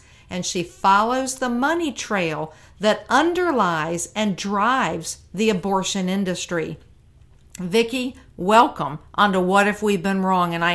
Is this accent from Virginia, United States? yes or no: yes; Virginia, United States; Virginia, my home state